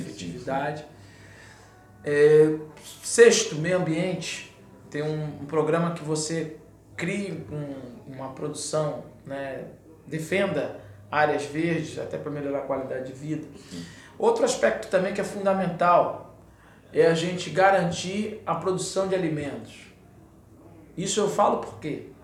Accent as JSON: {"language": "Portuguese", "country": "Brazil", "said": "eu moro no Brasil, né? Eu sou brasileiro"}